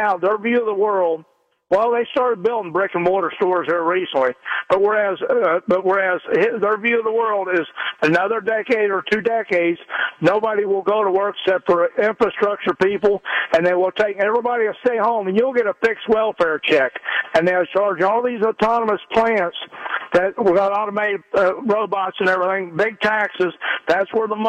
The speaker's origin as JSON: {"language": "English", "town": "Wyoming", "region": "Ohio", "country": "United States", "said": "I'm from Wyoming"}